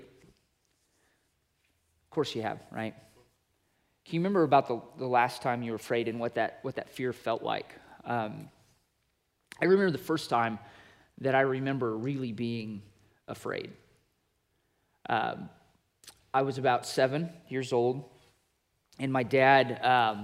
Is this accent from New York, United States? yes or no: no; Wyoming, United States; moved away; I grew up in Wyoming, and it's literally a place where the buffalo do roam